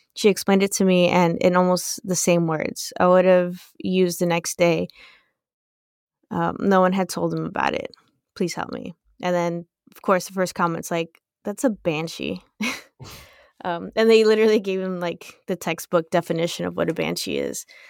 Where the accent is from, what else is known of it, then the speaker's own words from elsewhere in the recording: United States; we're American